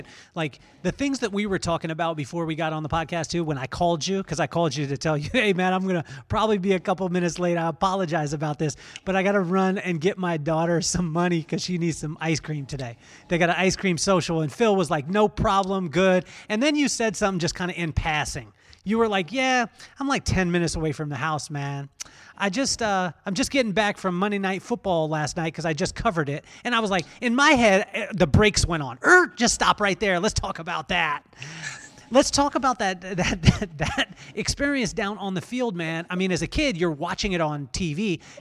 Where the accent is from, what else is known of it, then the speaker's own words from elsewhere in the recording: England, United Kingdom; born there; also born or lived in Taiwan / Idaho / Utah / Florida; My dad was in the military too, and we grew up all over the place. So I was born in England, lived in Taiwan, Idaho, Utah, Florida, California, Memphis, California, Las Vegas, back to California now.